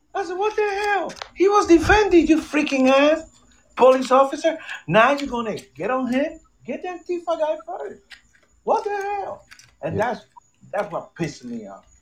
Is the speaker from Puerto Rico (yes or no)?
yes; Puerto Rico; now in United States; I was raised in Puerto Rico